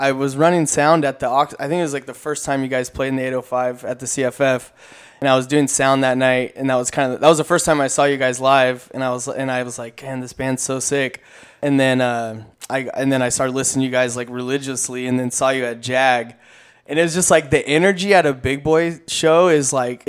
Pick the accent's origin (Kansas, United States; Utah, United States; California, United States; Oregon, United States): California, United States; Corona; I grew up in the IE. I grew up in Corona